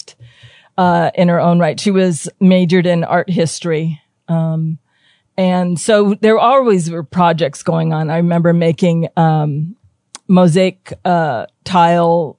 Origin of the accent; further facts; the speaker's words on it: Hawaii, United States; born and raised in Hawaii. I'm third generation